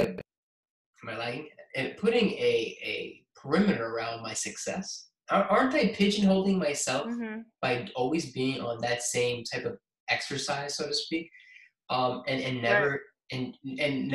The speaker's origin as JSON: {"language": "English", "town": "New York City", "region": "New York", "country": "United States", "tie": "born or raised there", "also_born_or_lived": "Queens, New York"}